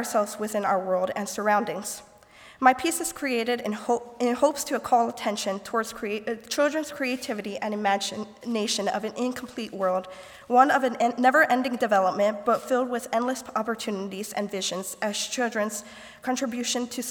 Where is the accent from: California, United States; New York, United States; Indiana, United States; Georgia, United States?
Indiana, United States; Goshen; I am from Goshen, Indiana